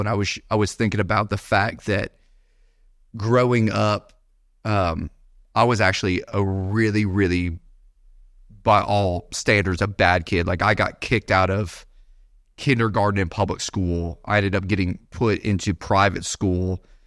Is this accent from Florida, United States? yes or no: yes; Bradenton, Florida, United States; also born or lived in Naperville, Illinois; I was born in Chicago, so born in a big city, actually Naperville suburb of Chicago. My parents, uh, moved to the Bradenton, Sarasota area, uh, when I was younger